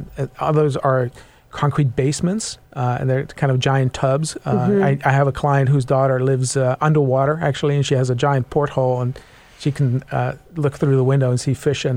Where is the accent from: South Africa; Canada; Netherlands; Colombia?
Netherlands; now in Seattle, United States; I was raised in the Netherlands, kind of a seafaring nation.